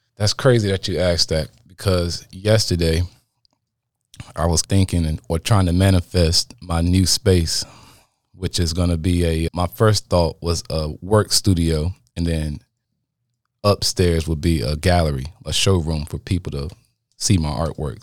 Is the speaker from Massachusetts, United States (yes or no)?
no; Apex, North Carolina, United States; I'm from Apex, North Carolina.